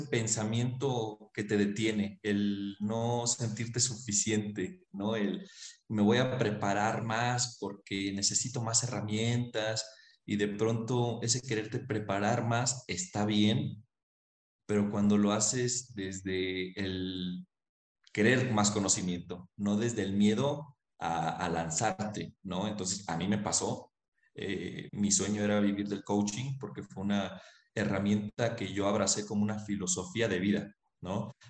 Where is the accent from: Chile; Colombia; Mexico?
Mexico; now in Cusco, Peru; soy mexicano, ahorita me siento cusqueño